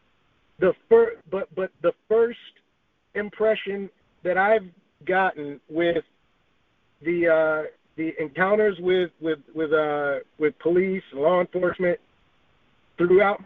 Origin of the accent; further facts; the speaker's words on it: Georgia, United States; also born or lived in Los Angeles, United States; born and raised most of my formative years in Georgia